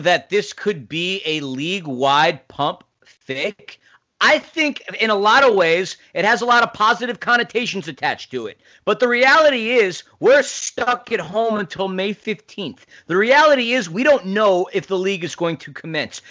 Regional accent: New York City, New York, United States; I grew up in New York City

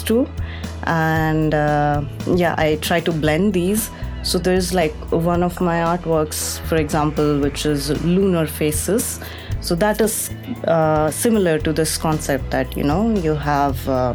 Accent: Gujarat, India; moved away; also born or lived in Dubai / United States; I'm a South Indian, but born and brought up in Gujarat

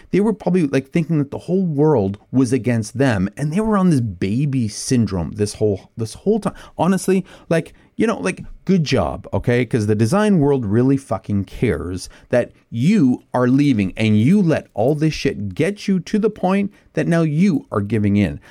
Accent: Canada; I'm a, I'm a Canadian who can't ice skate

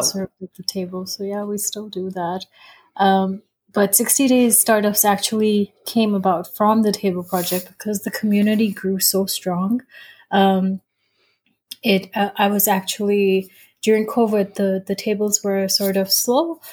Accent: Dubai, United Arab Emirates; moved away as an adult; also born or lived in United States; I was born and raised in Dubai, so I'm very much a, a Dubai girl at heart.

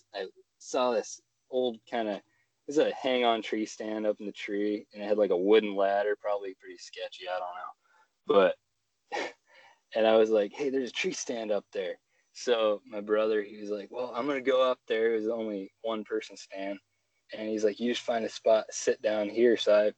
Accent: Wisconsin, United States; moved away as an adult; now in Alaska, United States; So we ended up moving up here last June, 2019, and it's been a great experience. I'm originally from Wisconsin.

